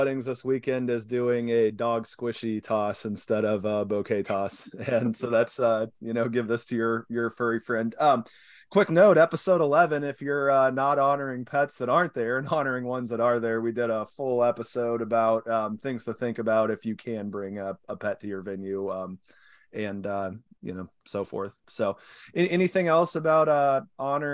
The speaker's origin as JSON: {"language": "English", "region": "Kansas", "country": "United States", "moved": "yes", "said": "I'm from Kansas and wife is from San Diego. So we grabbed some of the wheat grain from the family farm"}